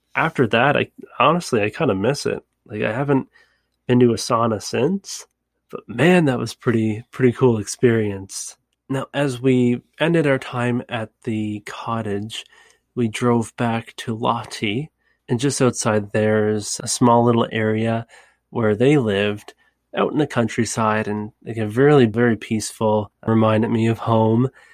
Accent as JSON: {"language": "English", "country": "Canada", "said": "it's very similar to my country, Canada"}